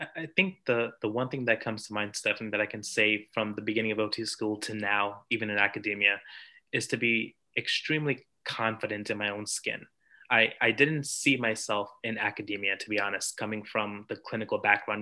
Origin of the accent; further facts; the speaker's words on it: New York, United States; I'm from New York.